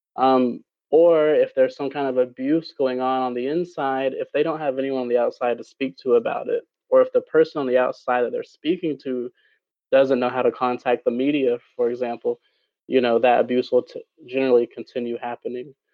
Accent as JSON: {"language": "English", "country": "Jamaica", "tie": "born or raised there", "moved": "yes", "lives_now": "United States", "said": "my home country of Jamaica"}